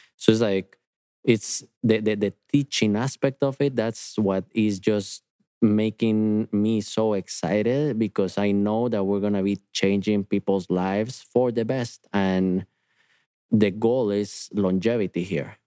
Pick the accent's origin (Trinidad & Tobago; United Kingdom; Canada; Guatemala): Guatemala; moved away; I am from Guatemala, and I've been in front of volcanoes growing up